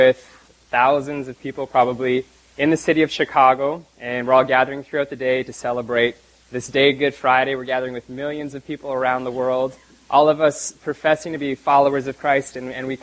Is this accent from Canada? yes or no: yes; Canada; moved away; my hometown back in Canada